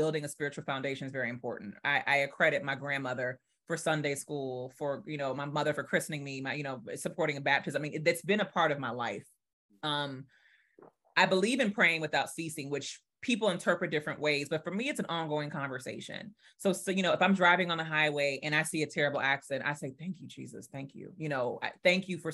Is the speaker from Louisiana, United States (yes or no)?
yes; New Orleans, Louisiana, United States; I'm from New Orleans. So I went through Katrina.